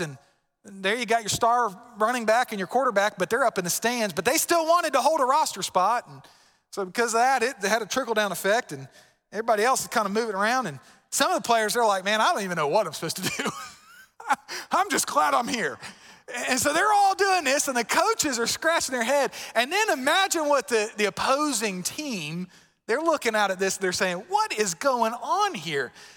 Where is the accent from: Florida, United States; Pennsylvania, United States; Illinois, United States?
Florida, United States; moved away; I'm from Florida